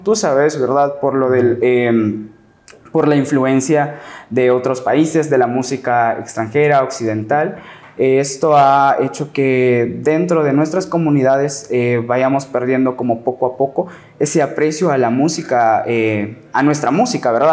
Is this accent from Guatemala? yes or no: yes; San Juan La Laguna, Sololá, Guatemala; yo soy de San Juan La Laguna, Sololá